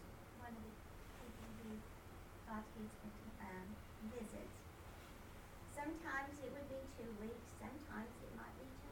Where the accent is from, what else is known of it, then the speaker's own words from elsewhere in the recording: Kentucky, United States; When I was a little girl, I grew up in Kentucky